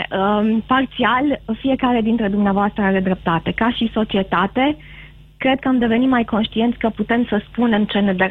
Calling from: Timișoara, Timiș County, Romania; sunt din

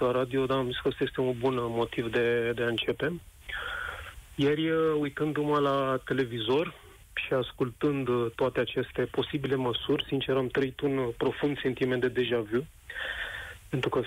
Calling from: Bucharest, Romania; Uh, te sunt din București.

